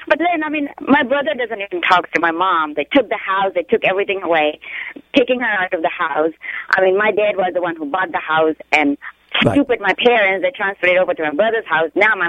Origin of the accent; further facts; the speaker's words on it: Fiji; moved away; I'm from Fiji.